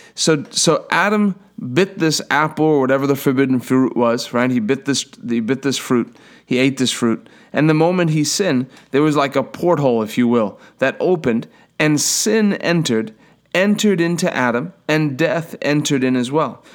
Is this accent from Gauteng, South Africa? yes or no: no; Durban, KwaZulu-Natal, South Africa; I was born in Durban, South Africa, in a hospital